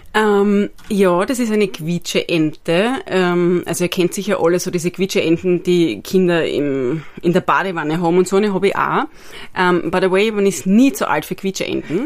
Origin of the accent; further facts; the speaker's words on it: Styria, Austria; moved away as an adult; also born or lived in Vienna; ich bin gebürtige Steuerin